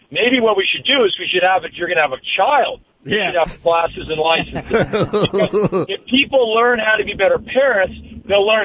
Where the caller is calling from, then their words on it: Studio City, California, United States; Studio City.